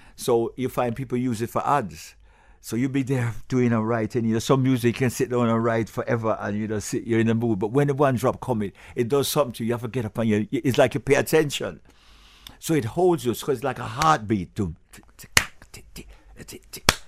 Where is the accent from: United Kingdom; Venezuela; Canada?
United Kingdom; England; also born or lived in Jamaica; now in Broward, United States; I was born in England